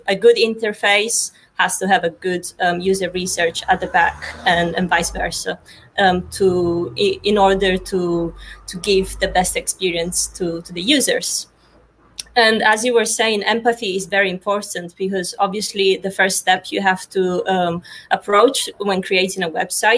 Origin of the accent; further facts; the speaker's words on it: Sicily, Italy; now in London, United Kingdom; I'm in Sicily right now, even though I live in London, but I'm from Italy and I'm enjoying the summer in my beautiful, sunny and warm island right now.